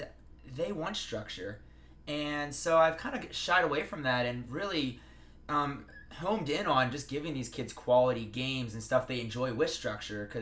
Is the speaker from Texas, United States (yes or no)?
no; Pennsylvania, United States; moved away as an adult; now in Las Vegas, United States; I come from Pennsylvania